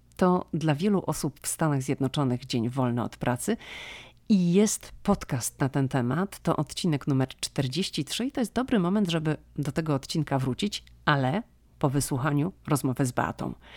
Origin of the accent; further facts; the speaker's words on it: Szczecin, West Pomeranian Voivodeship, Poland; moved away as an adult; now in United States; ja jestem ze Szczecina